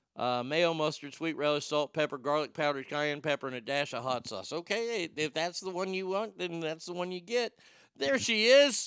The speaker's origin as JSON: {"language": "English", "town": "Garland", "region": "Texas", "country": "United States", "tie": "born or raised there", "said": "I grew up in Garland"}